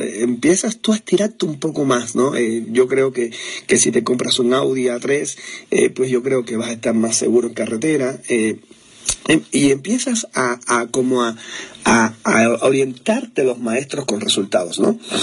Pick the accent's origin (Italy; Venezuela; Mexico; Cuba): Cuba; moved away; soy cubano